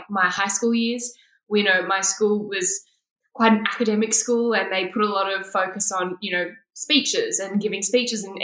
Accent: Sydney, New South Wales, Australia; I grew up in Sydney in quite a I don't know, white neighborhood.

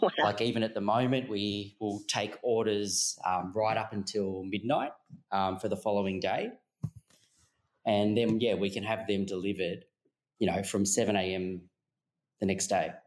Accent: Melbourne, Victoria, Australia; now in Sydney, Australia; we're actually originally from Melbourne

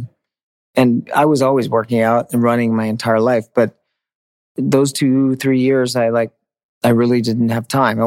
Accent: Maine, United States; moved away; I grew up in Maine

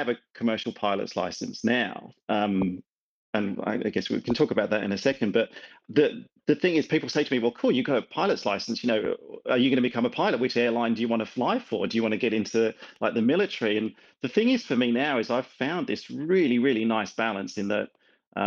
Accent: England, United Kingdom; also born or lived in Scotland (father); now in Melbourne, Australia; I've got a Scottish father and I grew up in England

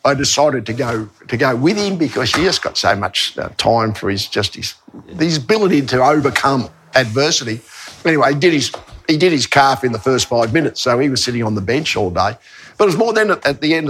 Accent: Australia; being Australian

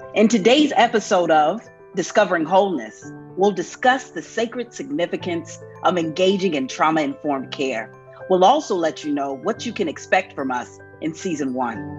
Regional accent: North Carolina, United States; a queer woman growing up in the Church of God Church in North Carolina

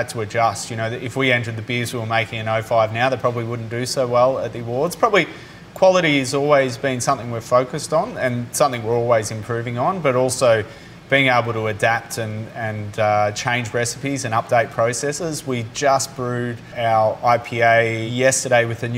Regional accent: Beechworth, Victoria, Australia; I grew up in Beechworth

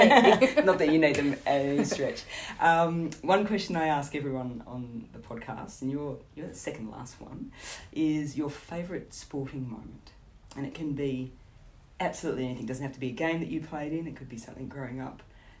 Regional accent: Australia; as an Australian, and I've been lucky enough to go to South Africa numerous times

